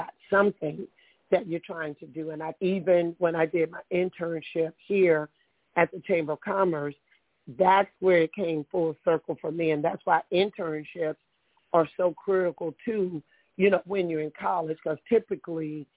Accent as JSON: {"language": "English", "town": "Meridian", "region": "Mississippi", "country": "United States", "tie": "born or raised there", "moved": "yes", "lives_now": "Bay Area, United States", "said": "growing up in Mississippi."}